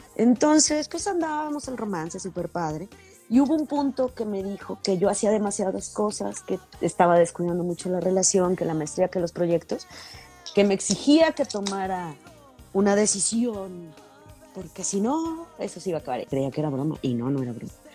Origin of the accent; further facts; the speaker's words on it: Mexico; Yo crecí en la Beanaya, allá por la iglesia.